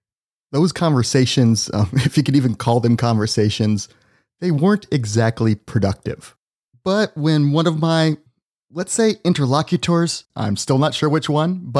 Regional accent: United States; my home country, the United States

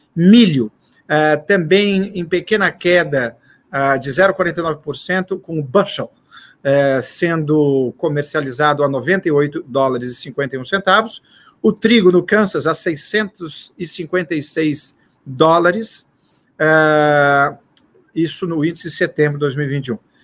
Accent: Brazil; para nós brasileiros

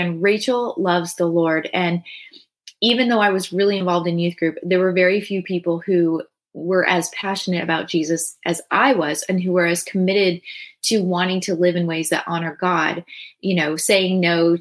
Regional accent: San Diego, California, United States; I'm from San Diego.

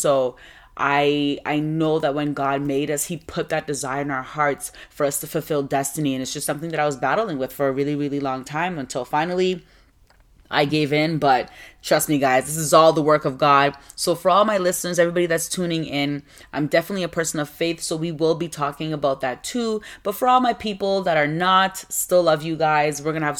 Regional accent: Nigeria; Well, I'm from West Africa. Both my parents are Ghanaian. So I was born in Nigeria because my parents went over there to work. But I'm Ghanaian.

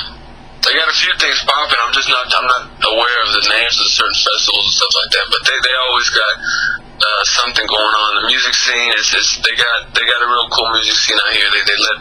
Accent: Texas, United States; now in Dallas, United States; Yeah, I grew up in West Texas. I moved around a lot, so it's just, I grew up the whole Lone Star State, you know, I got love for it because I've been all over the map, but Dallas is where I currently reside.

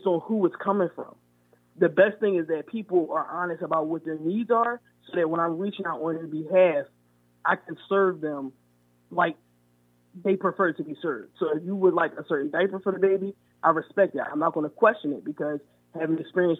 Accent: Philadelphia, Pennsylvania, United States; I was from Mount Airy

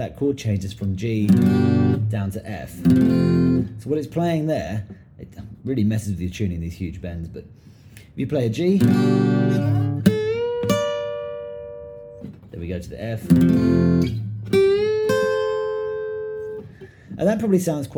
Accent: England, United Kingdom; I grew up in England

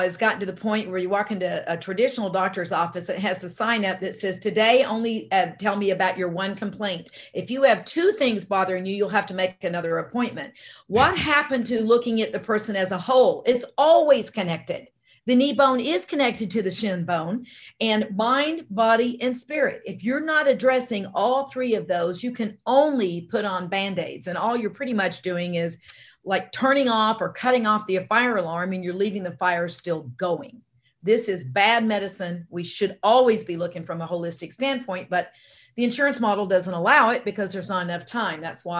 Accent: Louisiana, United States; accent: Louisiana; also born or lived in Southern United States; now in Arizona, United States; You hear Louisiana, but I'm an Army brat, and I was born and raised all over the United States, but in the South for most of that time, and you're hearing Louisiana, but I've been in Arizona longer than anywhere now.

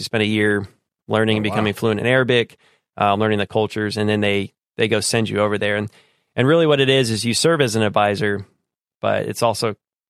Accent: Austin, Texas, United States; It's a tricky question, actually, because I grew up as an Army brat. So didn't really live too long in one place. Now, when people ask me that, I tell them Austin area, just because that's where I lived the longest.

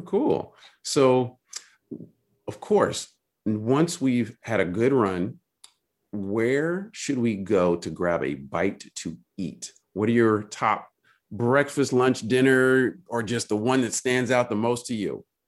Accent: Berkeley, California, United States; I grew up in Berkeley

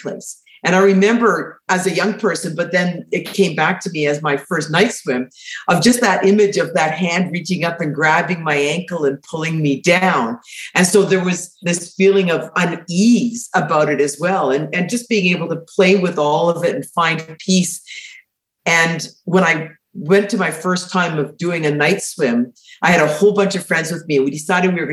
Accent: Winnipeg, Manitoba, Canada; I was born in Winnipeg, and we had a cottage on Lake Winnipeg

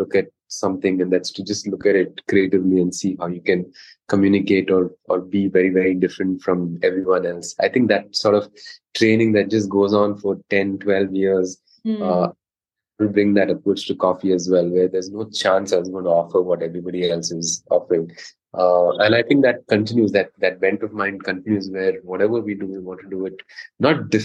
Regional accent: Mangalore, Karnataka, India; Growing up in Mangalore, coffee was a big part of our lives

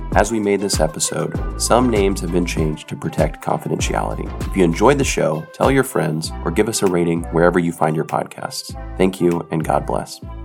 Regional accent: United States; moved away as an adult; now in Haiti; I'm an American

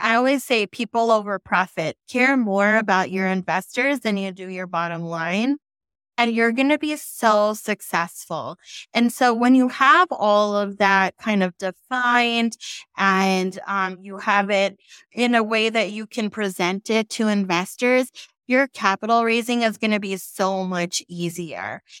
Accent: San Francisco Bay Area, California, United States; moved away as an adult; now in Texas, United States; I'm from the San Francisco Bay Area.

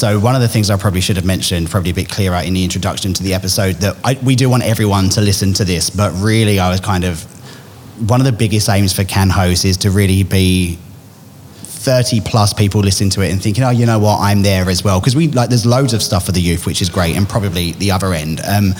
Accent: Essex, East of England, United Kingdom; now in Australia; growing up in Essex

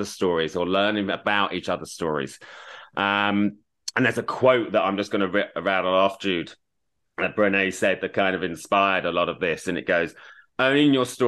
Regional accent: Australia; moved away as an adult; also born or lived in United Kingdom; now in Los Angeles, United States; I am a British-born Australian raised, as I say. I've got a lot of Australian. I'm an Australian citizen, but I now live in LA.

